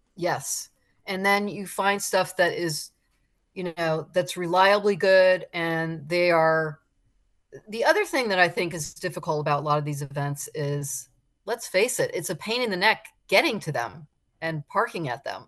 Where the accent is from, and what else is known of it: South Florida, United States; born or raised there